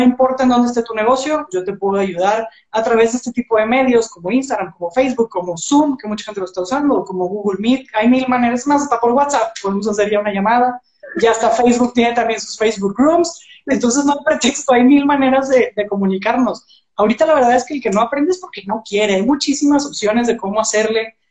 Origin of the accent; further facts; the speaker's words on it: Monterrey, Nuevo León, Mexico; yo soy de aquí de Monterrey